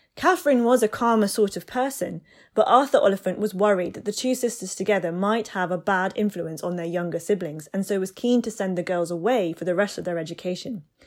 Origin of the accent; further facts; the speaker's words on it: United Kingdom; I'm British Asian and Sikh myself